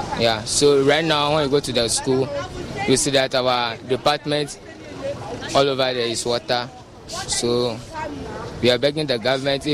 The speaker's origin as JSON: {"language": "English", "town": "Sogakope", "region": "Volta", "country": "Ghana", "said": "I'm from Sogakope"}